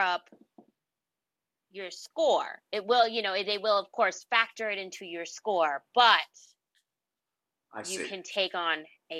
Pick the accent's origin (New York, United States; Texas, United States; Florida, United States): Texas, United States; Houston; I grew up in Houston.